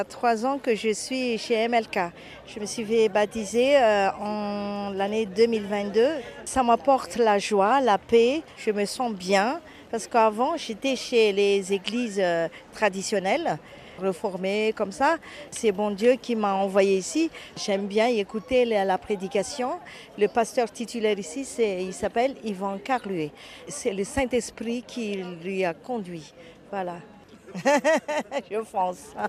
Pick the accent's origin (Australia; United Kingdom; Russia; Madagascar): Madagascar; now in France; je viens de Madagascar et moi j'habite à Alimey, à côté Mantes-la-Jolie.